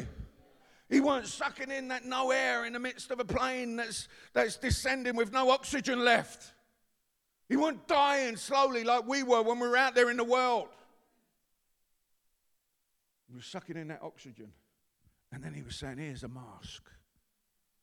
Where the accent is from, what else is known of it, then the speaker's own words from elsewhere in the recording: London, United Kingdom; we're from East London, that's how we speak.